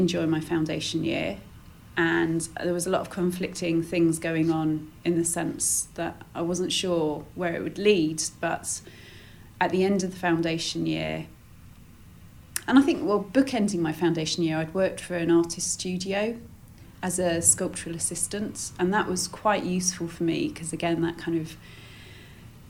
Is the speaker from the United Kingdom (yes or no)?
yes; United Kingdom; we're British